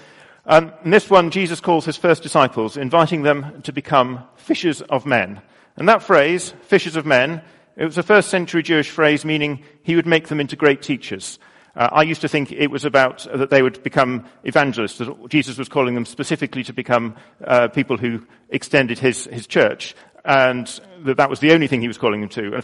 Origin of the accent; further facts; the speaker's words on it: United Kingdom; I'm British